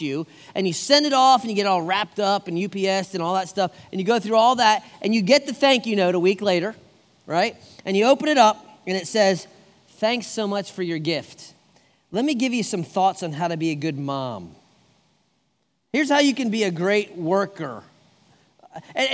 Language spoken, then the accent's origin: English; United States; I'm an American